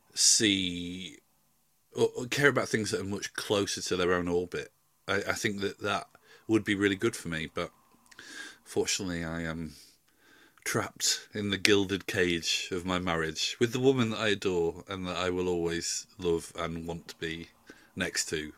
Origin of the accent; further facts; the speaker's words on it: Yorkshire and the Humber, United Kingdom; moved away as an adult; I'm from South Yorkshire and I've been going home quite a lot recently.